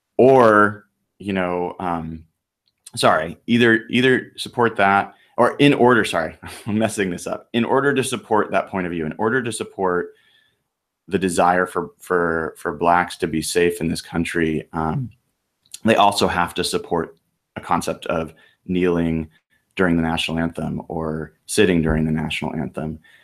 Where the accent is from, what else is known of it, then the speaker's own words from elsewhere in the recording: United States; I'm an American